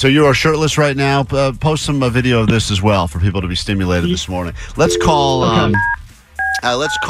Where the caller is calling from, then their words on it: Los Angeles, California, United States; Hi there. We're calling from Los Angeles, California.